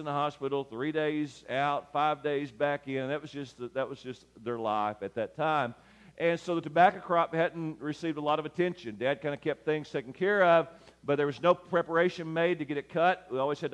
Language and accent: English; Lyon County, West Kentucky, United States; I grew up in West Kentucky in Lyon County.